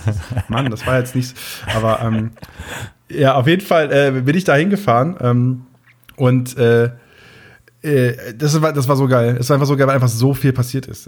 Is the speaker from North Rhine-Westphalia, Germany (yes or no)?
no; Möhlenwarf, Lower Saxony, Germany; accent: Plattdeutsch; now in Munich, Germany; ich komme ja aus Möhlenwaff, gebürtig, so heißt das Dörfchen